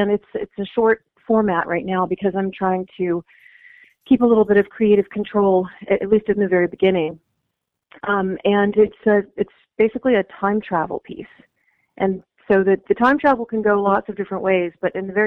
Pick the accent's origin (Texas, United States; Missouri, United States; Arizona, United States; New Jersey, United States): Texas, United States; also born or lived in South Africa; I was born in South Africa, which was during apartheid, and then I moved to Texas when I was a little kid